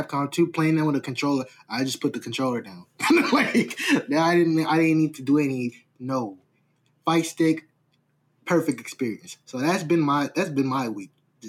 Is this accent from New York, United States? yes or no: yes; New York, United States; me as a New Yorker